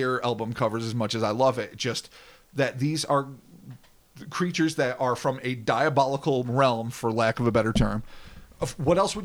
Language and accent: English; United States; we're American.